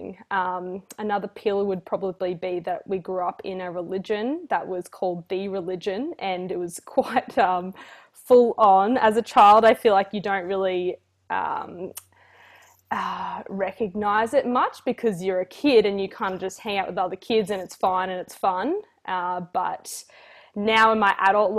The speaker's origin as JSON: {"language": "English", "town": "Dalby", "region": "Queensland", "country": "Australia", "tie": "born or raised there", "said": "I grew up in Dalby, which is 3 hours northwest, I believe, of Brisbane."}